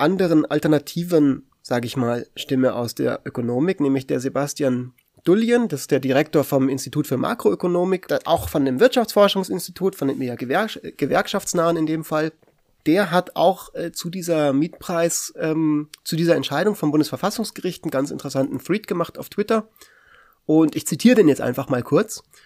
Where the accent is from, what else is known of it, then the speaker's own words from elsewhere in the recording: Munich, Bavaria, Germany; hier in meiner Heimatstadt, in München